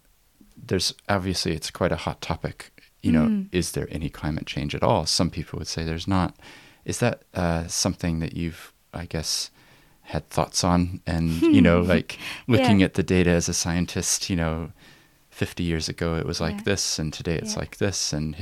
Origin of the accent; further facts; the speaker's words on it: Christchurch, Canterbury, New Zealand; I've been away from New Zealand for 11 years. And despite my accent, I actually did grow up here in Christchurch.